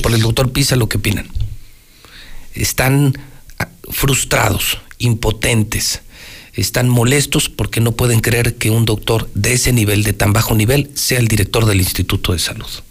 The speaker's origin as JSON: {"language": "Spanish", "region": "Aguascalientes", "country": "Mexico", "said": "los hidrocálidos estamos siendo muy solidarios"}